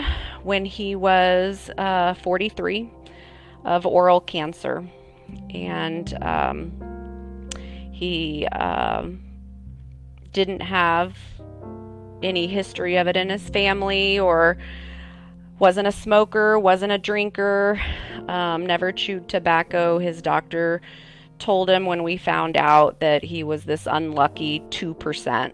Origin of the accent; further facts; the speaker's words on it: San Antonio, Texas, United States; I am from San Antonio, Texas